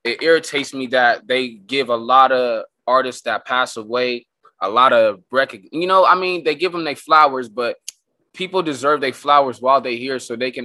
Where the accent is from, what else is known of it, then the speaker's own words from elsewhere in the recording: Escondido, California, United States; also born or lived in Oceanside, California; I grew up out here in Escondido. I went to school out here, so I was out here most of the time. I'm just an old baby, Oceanside baby.